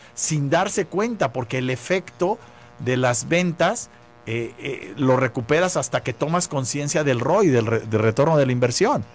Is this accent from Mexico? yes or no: yes; Mexico; nosotros como mexicanos